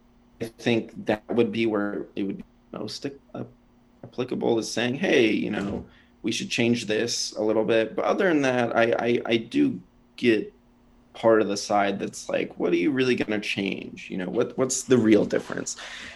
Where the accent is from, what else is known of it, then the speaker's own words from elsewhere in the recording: Japan; born there; I was born in Japan, lived all over. This country isn't really my home